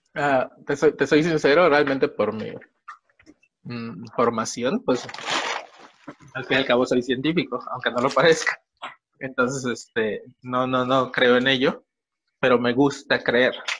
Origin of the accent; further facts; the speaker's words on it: Yucatán, Mexico; En Yucatán, de donde soy oriundo